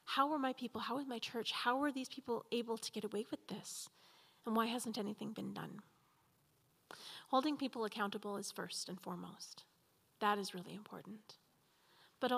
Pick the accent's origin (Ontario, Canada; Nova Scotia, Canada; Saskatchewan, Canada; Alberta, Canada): Alberta, Canada; Edmonton; I was born here in Edmonton in an old residential school hospital